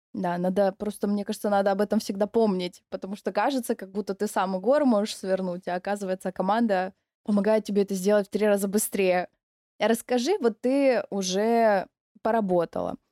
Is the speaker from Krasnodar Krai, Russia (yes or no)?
yes; Novorossiysk, Krasnodar Krai, Russia; мне очень нравится мой город, в котором я живу. Я из Новороссийска.